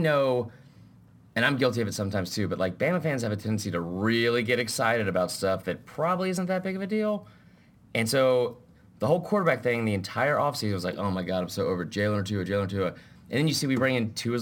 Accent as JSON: {"language": "English", "region": "Georgia", "country": "United States", "tie": "born or raised there", "said": "growing up in Georgia, surrounded by Georgia fans"}